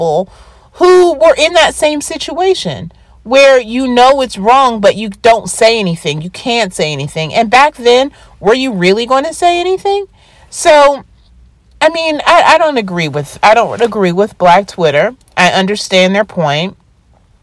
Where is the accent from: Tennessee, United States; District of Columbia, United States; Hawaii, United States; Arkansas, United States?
District of Columbia, United States; Washington; we are from Washington, D.C.